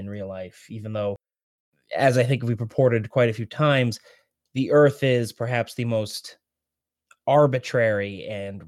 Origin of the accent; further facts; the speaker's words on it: Rhode Island, United States; I'm from Rhode Island